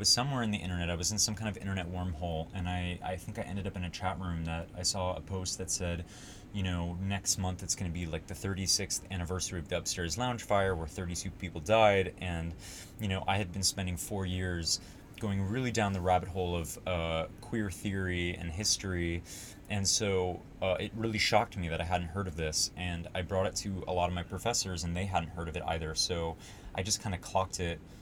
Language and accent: English; Los Angeles, California, United States; also born or lived in New York, United States; I was born in New York, you know, my parents got divorced and I moved out with my mom to Los Angeles when I was six